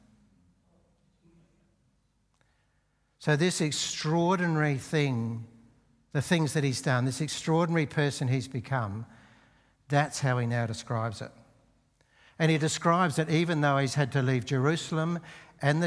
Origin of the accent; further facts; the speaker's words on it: Australia; as Australian citizens